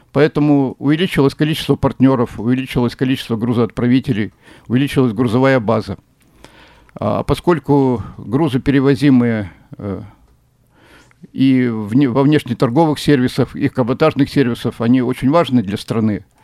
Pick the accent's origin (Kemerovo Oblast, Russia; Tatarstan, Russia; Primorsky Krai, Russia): Primorsky Krai, Russia; Vladivostok; Владивосток э, – это вне конкуренции, это мой родной город